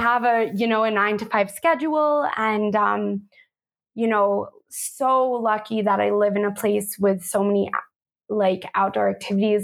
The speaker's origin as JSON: {"language": "English", "country": "United States", "also_born_or_lived": "Manhattan, New York", "moved": "yes", "lives_now": "Sedona, Arizona, United States", "said": "I am originally from New York and New Jersey"}